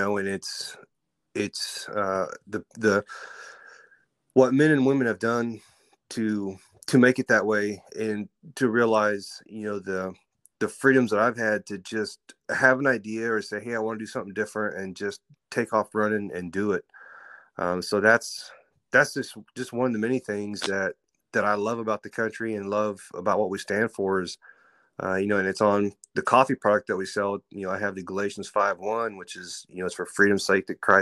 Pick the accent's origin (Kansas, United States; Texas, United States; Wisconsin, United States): Kansas, United States; Central; I grew up here in Central Kansas, northwest of Wichita, about 30, 40 minutes